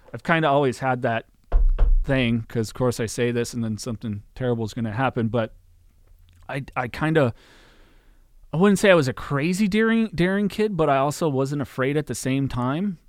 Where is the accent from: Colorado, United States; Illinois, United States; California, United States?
California, United States; Aromas; also born or lived in Salinas, California; I was born in Salinas, and I grew up in a little town called the Aromas on a, like, a ranch property that my parents had